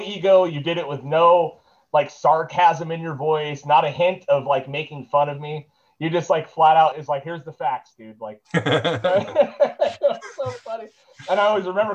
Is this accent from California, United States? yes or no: yes; Ventura, California, United States; I grew up in Montalvo